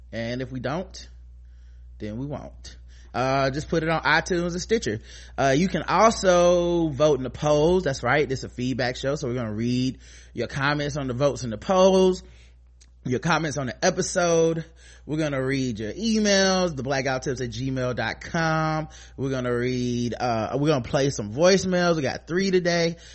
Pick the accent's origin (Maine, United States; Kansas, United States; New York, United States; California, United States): New York, United States; Shout out to New York. I'm from New York. Pop off.